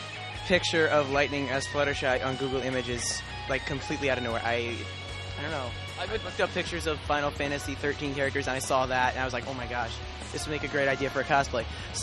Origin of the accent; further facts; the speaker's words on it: Virginia Beach, Virginia, United States; I'm from Virginia Beach, Virginia.